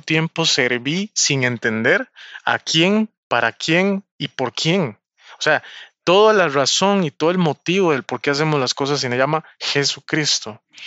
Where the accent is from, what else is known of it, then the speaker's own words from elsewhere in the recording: Costa Rica; Yo soy costarricense, vivo en Costa Rica